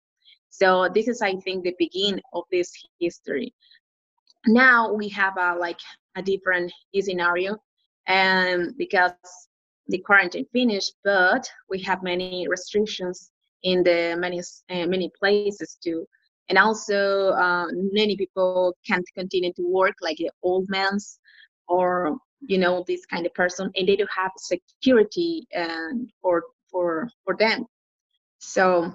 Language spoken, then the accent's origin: English; Piedras Negras, Coahuila, Mexico; I'm from Piedras Negras, Mexico